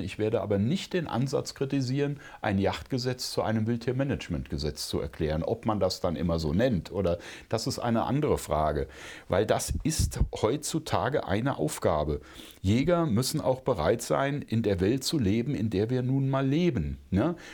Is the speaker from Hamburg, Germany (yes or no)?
no; Brandenburg, Germany; ich bin ja Brandenburger